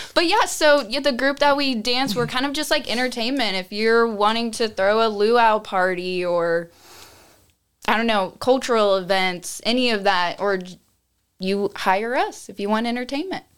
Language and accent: English; Austin, Texas, United States; I grew up here in Austin.